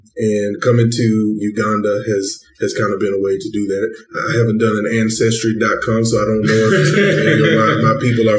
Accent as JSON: {"language": "English", "country": "United States", "tie": "born or raised there", "said": "being an African-American and growing up in America"}